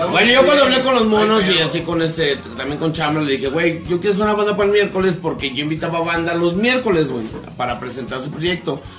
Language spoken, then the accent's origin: Spanish; Ciudad Manuel Doblado, Guanajuato, Mexico; también somos de Ciudad Manuel Doblado, claro que sí, Muni, pues.